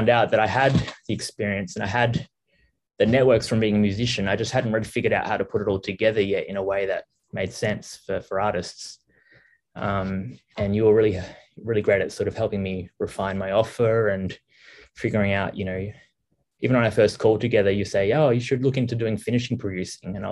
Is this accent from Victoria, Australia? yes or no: yes; Melbourne, Victoria, Australia; moved away as an adult; now in Vietnam; I'm from Australia, originally Melbourne, Australia.